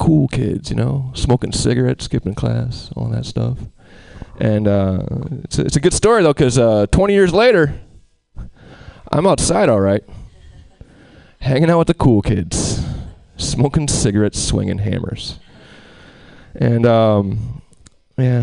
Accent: Albany, New York, United States; I'm from Albany, the capital

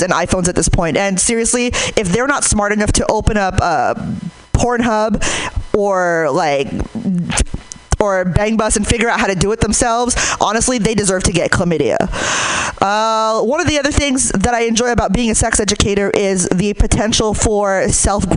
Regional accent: Hayward, California, United States; I'm from Hayward

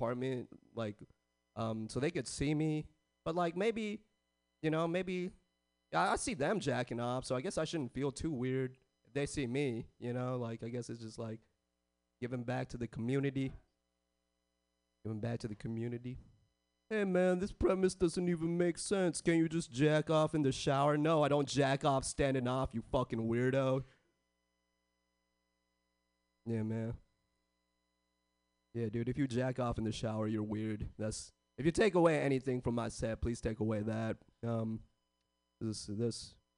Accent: San Jose, California, United States; I was born and raised in the Bay

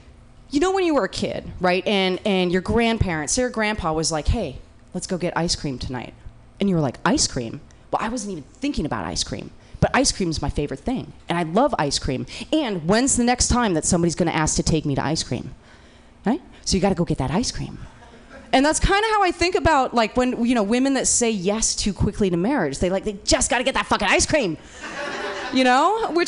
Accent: Portland, United States; I have to tell you, I'm from Portland. I'm used to rain, okay? But this rain, I'm wet. I mean, Portland is a different kind of rain.

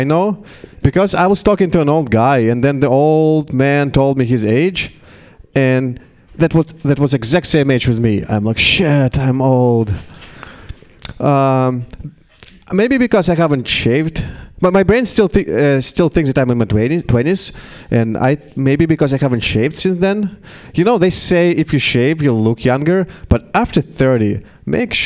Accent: Russia; English is a second language; now in United States; In Russia, we traditionally pickled cucumbers and tomatoes

